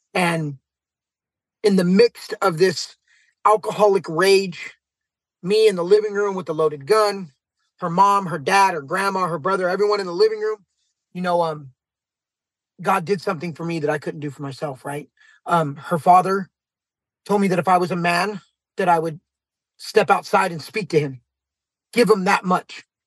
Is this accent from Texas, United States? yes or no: no; San Jose, California, United States; I'm from San Jose, California